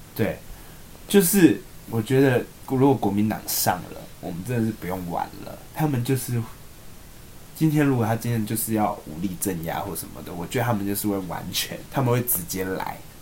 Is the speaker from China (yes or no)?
no; Tainan, Taiwan; moved away; 我们是台南人的家籍